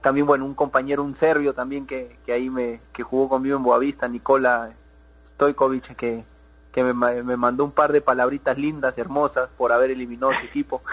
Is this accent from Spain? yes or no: no; Peru; moved away as an adult; no es fácil salir de Perú, eh, eso, lo saben todos los que jugamos fútbol ahí en, en, en Perú